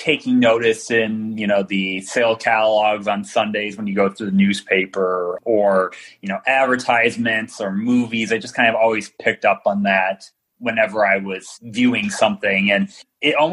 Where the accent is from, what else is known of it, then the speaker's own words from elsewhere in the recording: Detroit, Michigan, United States; I'm from Detroit. So D from the D